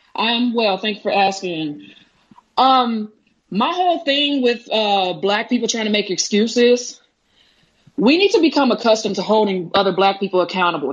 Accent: Dallas, Texas, United States; I'm from Dallas, Texas

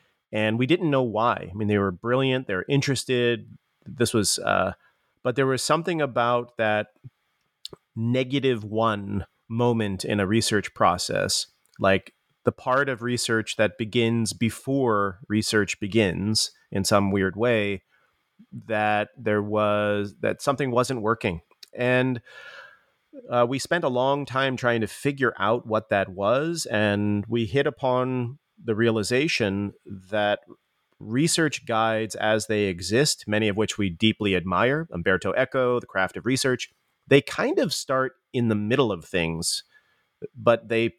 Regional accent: East Coast, United States; now in California, United States; Yeah, for myself, I'm an East Coaster. I was born on the East Coast, but made my way after grad school at Columbia to California.

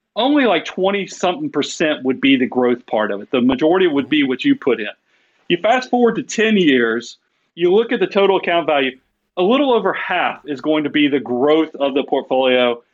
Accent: Atlanta, Georgia, United States; I'm from South Atlanta originally

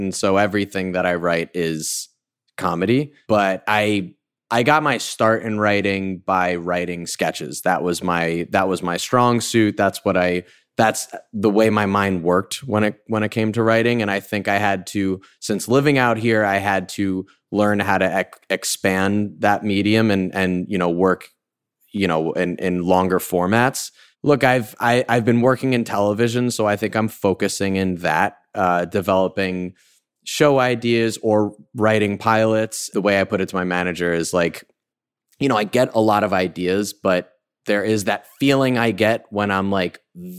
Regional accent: White Plains, New York, United States; I'm from White Plains

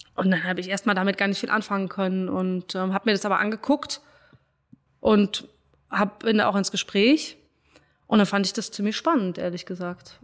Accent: Frankfurt, Hesse, Germany; also born or lived in Cologne; bin dann wieder in meiner Heimat in, in Frankfurt gelandet

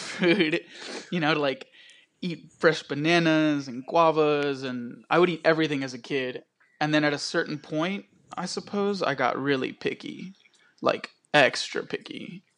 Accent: Querétaro, Mexico; now in Dallas, United States; I was born in Querétaro, Mexico. I'm a local chef here in Dallas

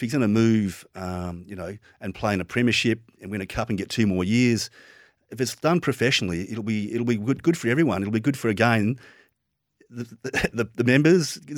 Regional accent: Moorabbin, Victoria, Australia; I was born in Moorabbin

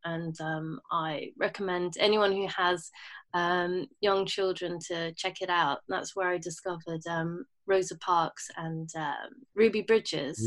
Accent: London, United Kingdom; also born or lived in Bahrain; I was born in London and when my mum was fit enough to fly, um, I flew back to, well, I flew to Bahrain to grow. I, I lived there until I was nine. Um, my mum and dad split up. And um, yeah, and I stayed in London since

